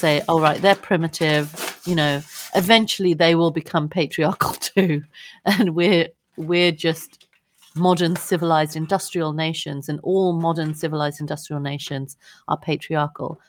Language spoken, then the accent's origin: English; United Kingdom; we grew up in Britain